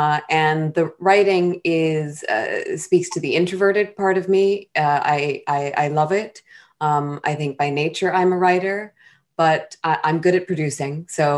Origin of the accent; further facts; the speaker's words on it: Long Beach, California, United States; also born or lived in Sri Lanka; now in New York City, United States; I was born in Sri Lanka. I'm very proud to be Tamil, like our first female and Black and Indian Vice President, Kamala Harris. I was raised in Long Beach, California, and have been on the East Coast for most of my life and in New York City for the past, this would be my 26th year.